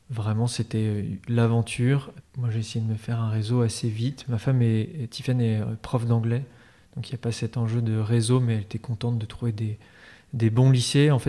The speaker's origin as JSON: {"language": "French", "town": "Paris", "region": "Île-de-France", "country": "France", "tie": "born or raised there", "also_born_or_lived": "Normandy", "lives_now": "Nantes, France", "said": "Moi, j'ai grandi euh, à Paris, puis en Normandie."}